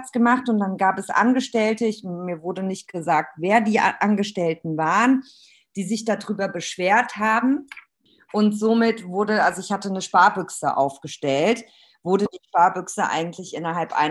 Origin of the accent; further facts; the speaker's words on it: Romania; born there; ich bin tatsächlich in Rumänien geboren. Meine Mama ist Rumänin und mein Vater ist der Palästinenser.